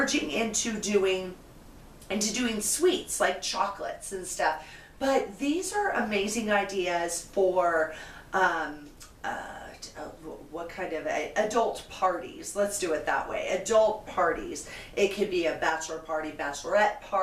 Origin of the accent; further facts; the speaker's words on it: West Coast, United States; I'm from West Coast